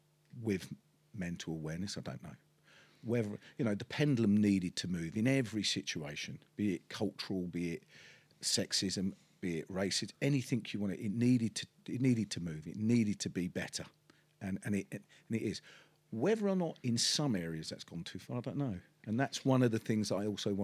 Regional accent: London, United Kingdom; accent: Cockney; I come from the East End of London. I was born in Bart's Hospital, which in the sound of Bow Bells, and that makes me a true Cockney.

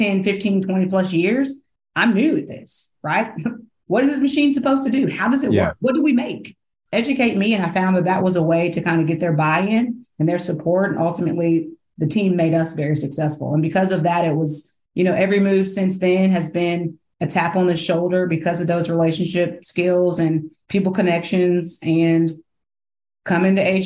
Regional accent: Indiana, United States; moved away as an adult; now in South Carolina, United States; I'm originally from Indiana. I came down here to play basketball and the weather kept me here

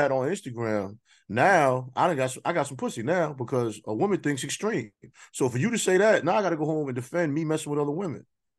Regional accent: New York City, New York, United States; I'm from Queens.

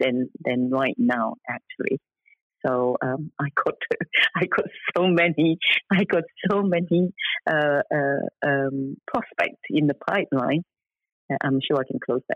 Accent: Singapore; now in United Kingdom; I come from Singapore

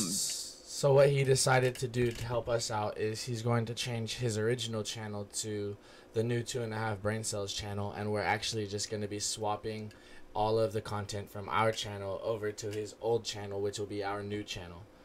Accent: West Coast, United States; we're from the West Coast

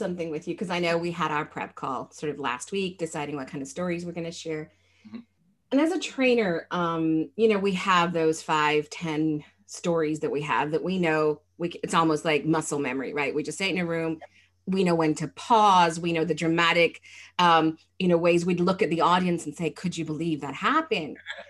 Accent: Malaysia; So I went to an international school. I'm actually from Malaysia.

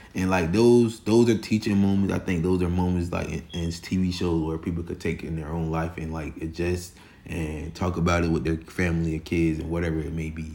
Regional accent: Florida, United States; I'm from Florida

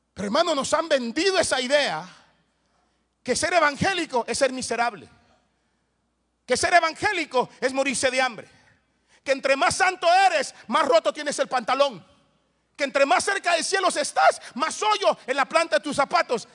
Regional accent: Soyapango, San Salvador, El Salvador; crecí en un barrio allá en El Salvador que se llama Soyapango Hills

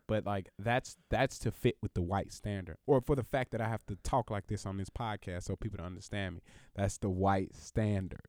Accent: the South, United States; also born or lived in Alabama; there are more Mexicans at my school than there were black people 'cause I'm from the South

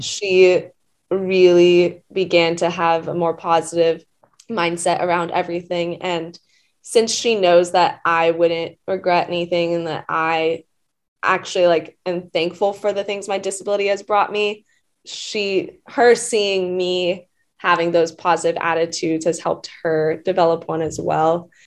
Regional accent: Atlanta, Georgia, United States; I'm from Atlanta

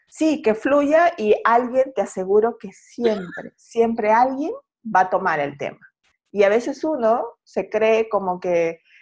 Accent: Peru; now in Santiago, Chile; yo soy de Perú y radico en Santiago.

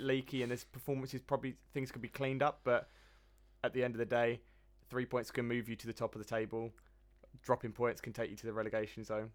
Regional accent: England, United Kingdom; being English

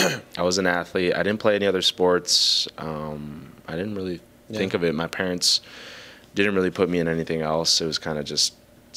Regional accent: Greenfield, Wisconsin, United States; I grew up here in the Milwaukee area. I grew up in Greenfield, Wisconsin, which is right outside of Milwaukee.

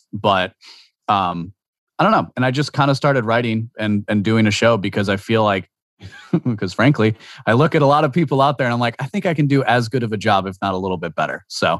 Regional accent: Washington, District of Columbia, United States; born there; also born or lived in Maryland / New Jersey / Wisconsin; I moved around a lot growing up. So I was born in Washington, D.C. I know, ooh, scary. I was born in Washington, D.C. I lived in Maryland, New Jersey, Maryland, Wisconsin before I was 7 years old.

